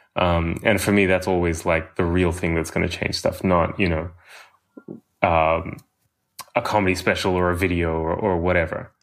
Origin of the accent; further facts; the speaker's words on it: Australia; growing up in Australia